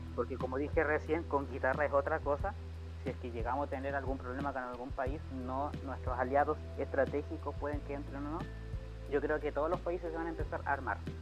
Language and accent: Spanish; Chile